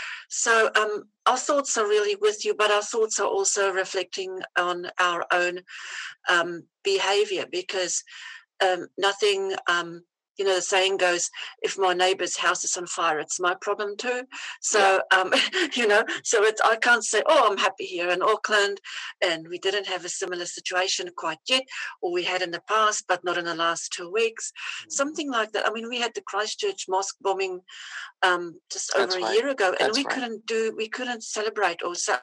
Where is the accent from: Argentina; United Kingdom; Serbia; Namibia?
Namibia; born there; I was born in Namibia. It used to be called Southwest Africa. It used to be a German colonized little place next to South Africa.